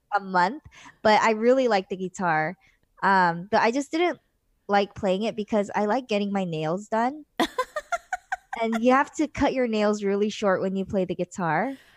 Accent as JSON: {"language": "English", "town": "Los Angeles", "region": "California", "country": "United States", "tie": "born or raised there", "also_born_or_lived": "China / South Korea", "moved": "as an adult", "said": "I was born and raised in Los Angeles, California, or well, near Los Angeles"}